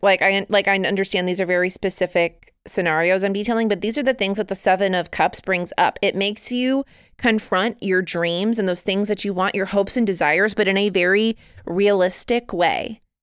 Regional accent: United States; I am very American.

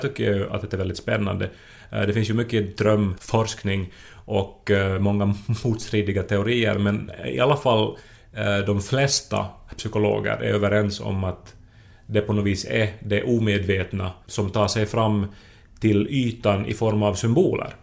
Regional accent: Esse, Ostrobothnia, Finland; moved away; Jag var hemma i Esse i veckan

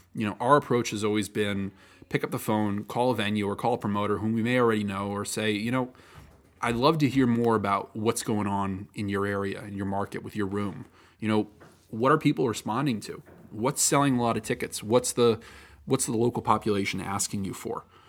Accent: United States; also born or lived in near Spring Lake, New Jersey; I'm American

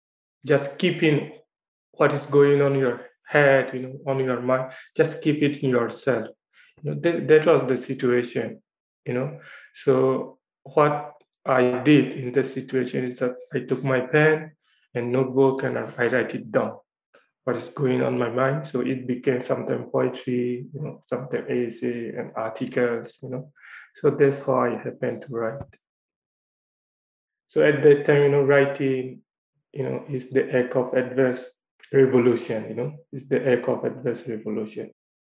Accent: Myanmar; moved away; the city where I was born in Myanmar, you know. In the area that where I was born, you know, is one of the most isolated zones in the world.

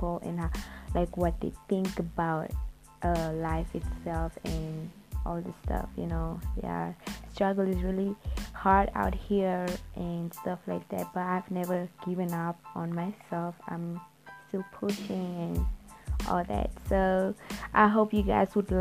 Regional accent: Namibia; I'm actually from Africa, Namibia

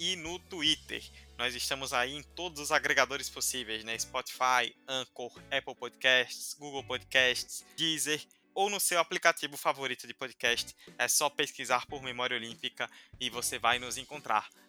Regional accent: Rio Branco, Acre, Brazil; Em Rio Branco, um beijão pra toda a minha cidade, onde

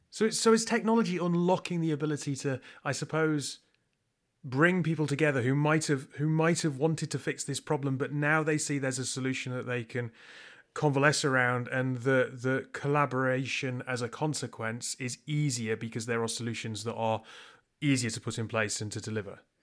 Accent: United Kingdom; I'm British

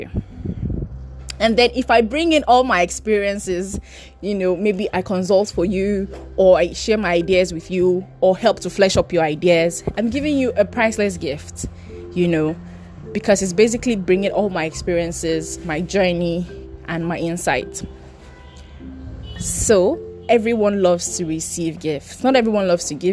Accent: Edo, Nigeria; I'm from Edo State.

